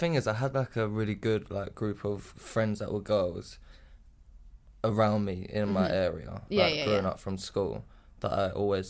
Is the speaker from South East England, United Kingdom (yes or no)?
yes; Crawley, South East England, United Kingdom; I grew up in a town called Crawley, which is like near Gatwick Airport.